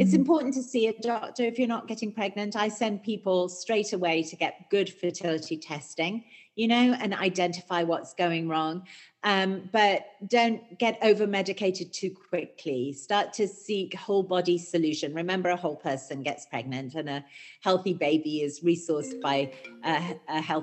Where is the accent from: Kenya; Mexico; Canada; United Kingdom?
United Kingdom; I'm British